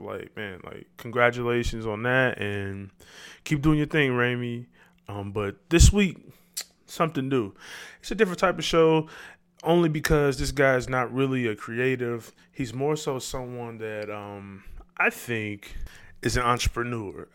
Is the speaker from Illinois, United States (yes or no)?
yes; Chicago, Illinois, United States; we come from the South Side.